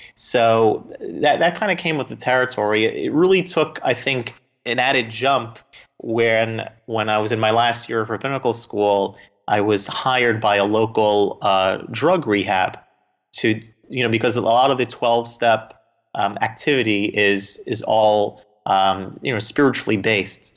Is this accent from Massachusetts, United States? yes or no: no; South Florida, United States; also born or lived in New Jersey; I grew up in South Florida